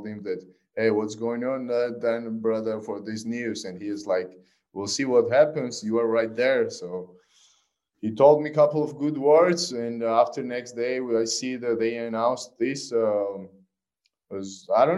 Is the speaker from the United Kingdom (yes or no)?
no; Georgia; I'm a missionary from Georgia